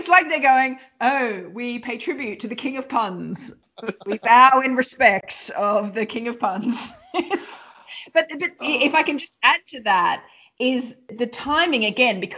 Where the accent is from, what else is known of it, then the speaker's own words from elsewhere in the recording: Queensland, Australia; I'm from Queensland